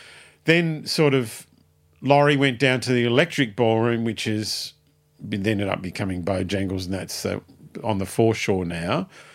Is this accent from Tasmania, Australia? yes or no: yes; Tasmania, Australia; moved away; So I like bands and I came from Tasmania in 1976.